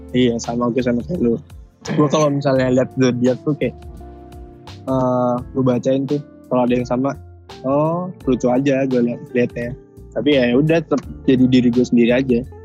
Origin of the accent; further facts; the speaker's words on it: Java, Indonesia; Gua kan orang Jawa